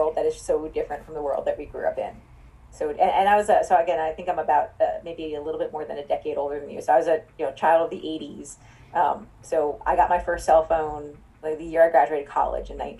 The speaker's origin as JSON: {"language": "English", "area": "Long Island", "region": "New York", "country": "United States", "tie": "born or raised there", "said": "I grew up on Long Island"}